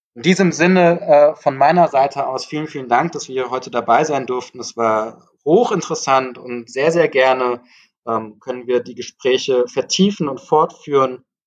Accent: Frankfurt, Hesse, Germany; ich komme auch aus Frankfurt, wir leben hier in einer großen Multikulti-Stadt

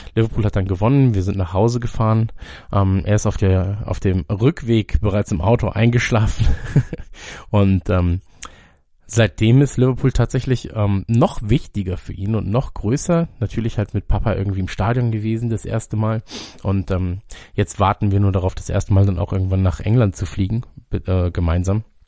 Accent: Munich, Bavaria, Germany; München, in meiner Heimatstadt

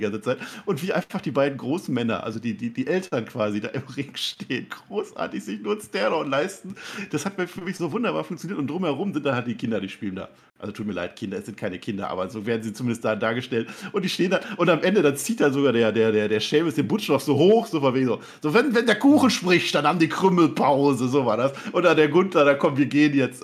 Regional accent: Münsterland, North Rhine-Westphalia, Germany; Ich komme aus dem Münsterland, weißt du, da isst man Grünkohl

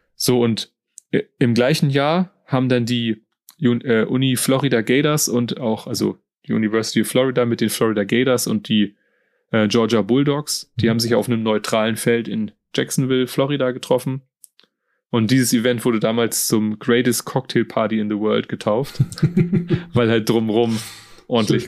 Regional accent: Germany; Als, als Deutscher und Europäer

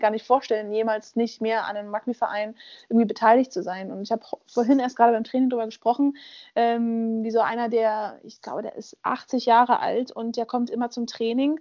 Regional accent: Berlin, Germany; Ich bin in Berlin aufgewachsen

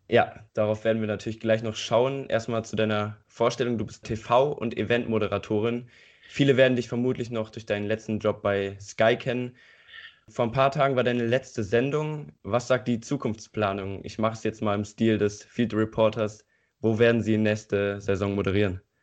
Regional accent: Eifel, Germany; Hier in der Eifel, wo ich herkomme

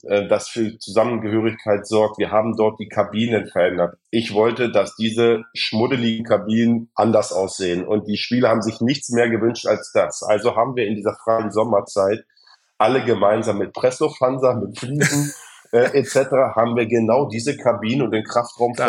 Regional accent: Germany; als Deutsche

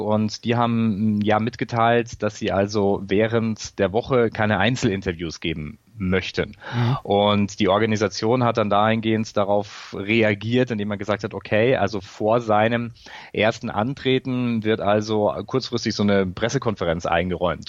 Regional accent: Bavaria, Germany; ich komme aus Bayern.

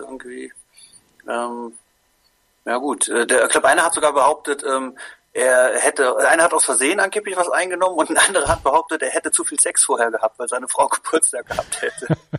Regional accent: Koblenz, Rhineland-Palatinate, Germany; moved away; ich komme ja ursprünglich aus Koblenz

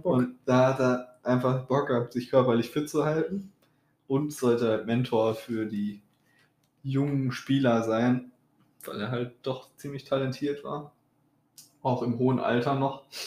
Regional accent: North Rhine-Westphalia, Germany; Wir kommen ja aus Ostwestfalen

